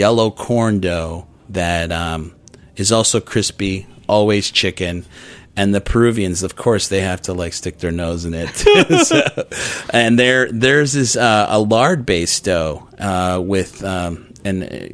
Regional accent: Chicago, Illinois, United States; moved away; I grew up in Chicago

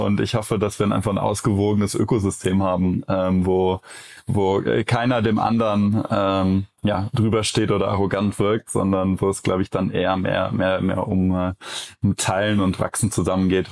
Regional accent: Cologne, North Rhine-Westphalia, Germany; ich als Kölner

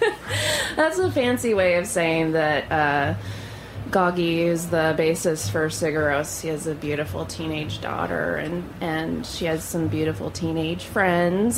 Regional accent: Louisiana, United States; moved away; also born or lived in Tulsa, Oklahoma; I was born in Louisiana, but my whole family's in Tulsa, Oklahoma

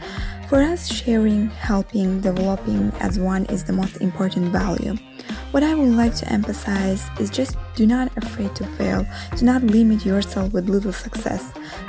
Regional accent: Azerbaijan; now in Rome, Italy; Although I'm living in Rome originally, I am from Azerbaijan.

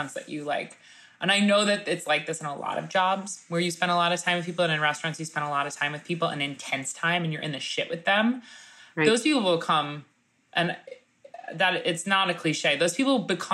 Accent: New York City, New York, United States; what it is to be a New Yorker

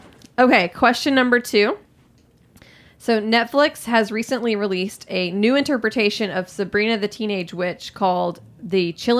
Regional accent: Alabama, United States; I'm from Alabama.

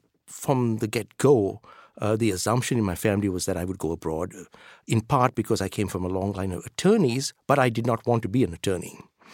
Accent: Colombo, Western Province, Sri Lanka; But I grew up in Colombo, Sri Lanka, so K through 12.

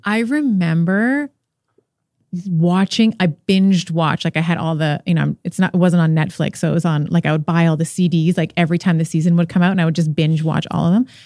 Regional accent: Canada; I'm Canadian, uh, born in Canada, but father is Portuguese. mother is Lebanese

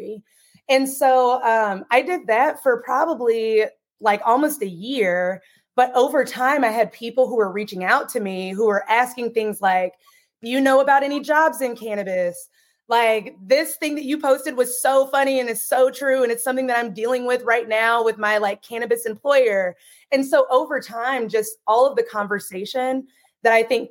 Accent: Tennessee, United States; moved away; also born or lived in Washington; I'm from Tennessee originally.

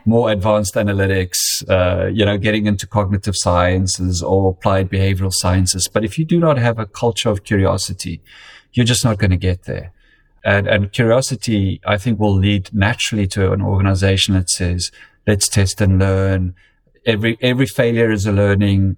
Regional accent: South Africa; moved away as an adult; also born or lived in United Kingdom; now in Connecticut, United States; I grew up in, in, in South Africa um, and then spent um, 10 years in the United Kingdom. And uh, it's my fourth year in the United States now

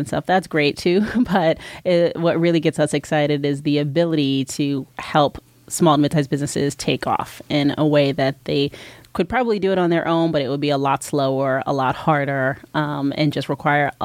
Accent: New Jersey, United States; moved away as an adult; also born or lived in New York; now in Los Angeles, United States; I'm originally from New Jersey. I moved here from New York about 4.5 years ago and never looked back.

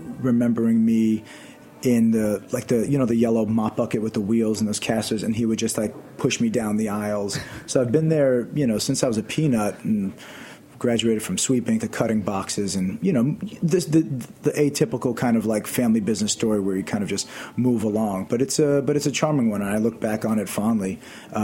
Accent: New York City, New York, United States; I grew up in Queens, in Massabeth

